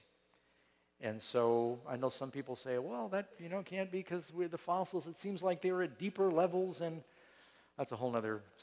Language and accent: English; New York City, New York, United States; When we grew up in New York City